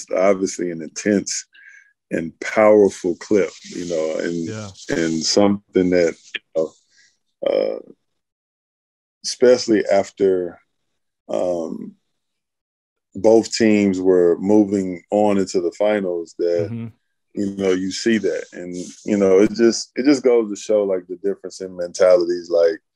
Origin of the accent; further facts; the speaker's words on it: Atlanta, Georgia, United States; also born or lived in Charleston, South Carolina; So I've been in Atlanta since a baby, like all I knew. Grew up on the south side of Atlanta